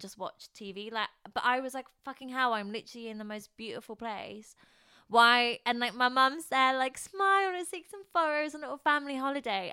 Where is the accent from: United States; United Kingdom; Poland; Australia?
Poland; moved away; I grew up in Poland